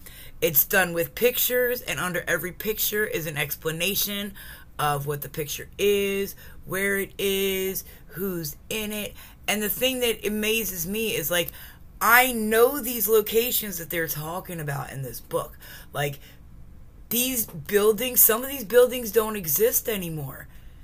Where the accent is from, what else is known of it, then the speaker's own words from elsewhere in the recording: Glassboro, New Jersey, United States; moved away as an adult; also born or lived in the Carolinas; the town that I grew up in, the town that I had all my pride in, the town that I am now currently living back in since I've come back from the Carolinas. Like, I had, and I say had, complete pride in my town. I come from Glassboro, New Jersey.